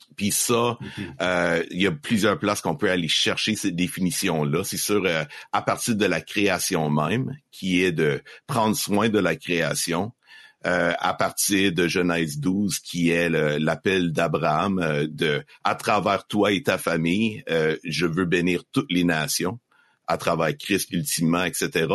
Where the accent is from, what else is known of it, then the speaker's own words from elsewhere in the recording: Estrie, Quebec, Canada; j'ai grandi en Estrie, au Québec